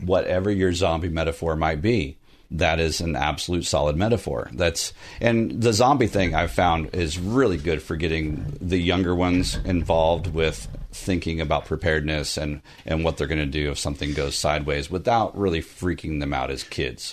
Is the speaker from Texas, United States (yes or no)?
yes; Southern Texas, United States; now in Burbank, United States; I'm from Southern Texas